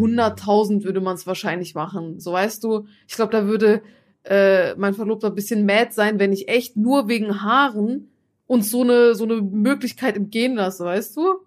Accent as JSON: {"language": "German", "country": "Turkey", "moved": "yes", "lives_now": "Germany", "said": "in der Türkei, wo ich herkomme"}